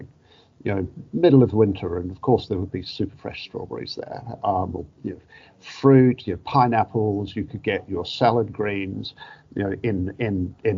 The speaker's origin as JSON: {"language": "English", "country": "New Zealand", "tie": "born or raised there", "moved": "yes", "said": "my origins as a Kiwi, growing up in God's own country on the other side of the world"}